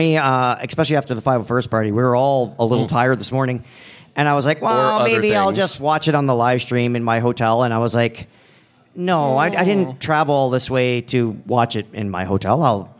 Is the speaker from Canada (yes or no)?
yes; Canada; now in Chicago, United States; Okay, and it's not because I'm Canadian and I have to be overly polite. Well, legally we have to be, but... I'm in Chicago, so I can be an asshole if I want to, apparently.